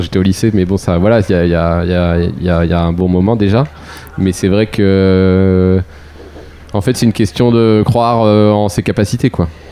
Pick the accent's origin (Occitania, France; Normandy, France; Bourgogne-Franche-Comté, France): Normandy, France; Pont-d'Ouilly; dans mon patelin à Pondouy